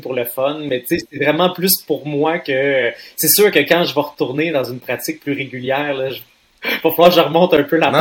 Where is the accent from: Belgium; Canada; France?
Canada; Trois-Rivières, Quebec; j'étais un petit gars de Trois-Rivières